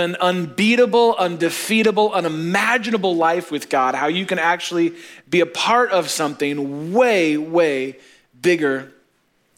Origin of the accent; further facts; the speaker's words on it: Chicago, Illinois, United States; we're from Chicago